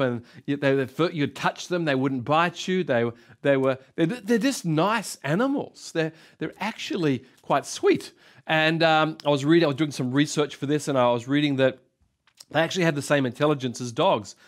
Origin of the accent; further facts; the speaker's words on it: Sydney, New South Wales, Australia; I was born in Sy, uh, brought up in Sydney